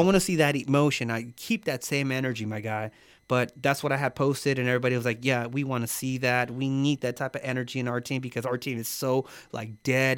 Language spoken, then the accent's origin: English; United States; as American